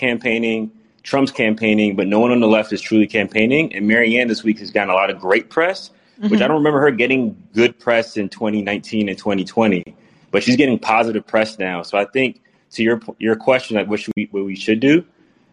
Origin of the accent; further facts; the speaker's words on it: New York, United States; I grew up in New York